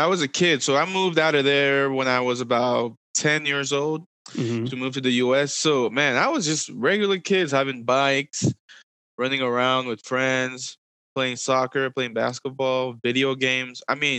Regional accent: DR Congo; also born or lived in Ivory Coast; So I am Congolese from the DR Congo, but I was born in Ivory Coast.

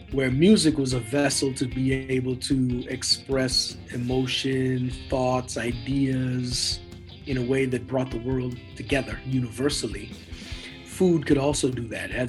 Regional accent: Trinidad & Tobago; born there; And then I was born in Trinidad, and they were born in Trinidad. And Trinidad is like very musical culture.

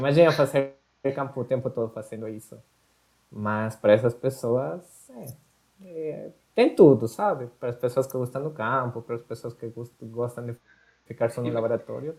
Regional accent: Quito, Pichincha, Ecuador; Portuguese is a second language; moved away as an adult; now in Curitiba, Brazil; sou, sou equatoriano

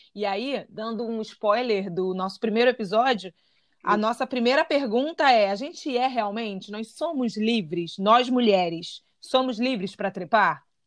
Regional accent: Rio de Janeiro, Brazil; eu sou carioca de Santa Teresa

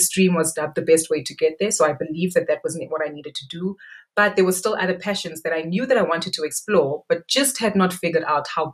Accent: Soweto, Gauteng, South Africa; also born or lived in Johannesburg, South Africa; grew up in, born and bred in Soweto in a place called Meadowlands, Zone 1

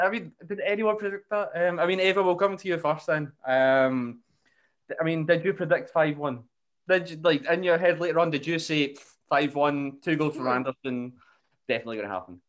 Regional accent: Scotland, United Kingdom; being Scottish

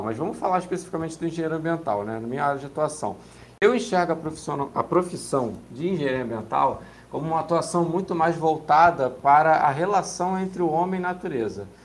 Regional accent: Rio de Janeiro, Brazil; sou aqui do Rio de Janeiro

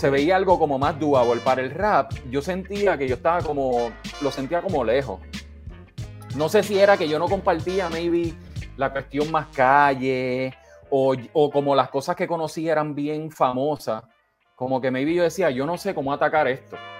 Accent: Bayamón, Puerto Rico; moved away; also born or lived in Santurce; Nací en Santurce, pero, pero sí, de Bayamón.

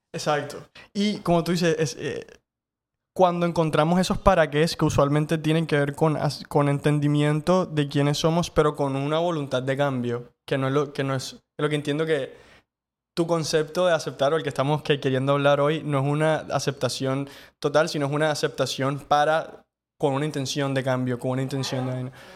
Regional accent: Cartagena, Bolívar, Colombia; creciendo también en Cartagena, como creo que crecimos todos

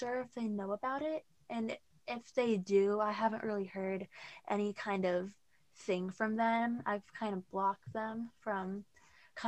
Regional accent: Auburn, Washington, United States; I'm from Auburn, Washington.

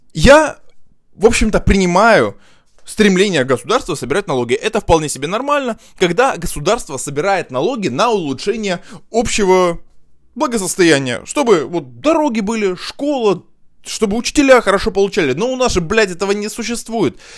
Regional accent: Russia

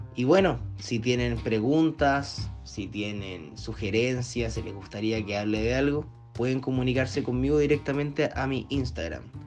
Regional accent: Viña del Mar, Valparaíso, Chile; soy de Chile, de la ciudad de Viña del Mar

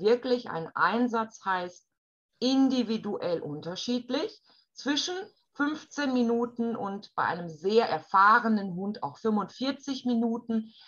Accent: Germany; bei uns in Deutschland

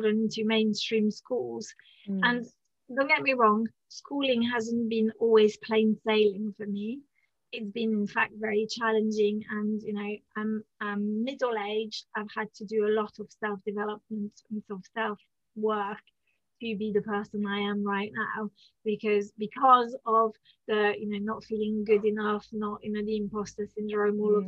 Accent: France; first language French; English is a second language; moved away; I'm French

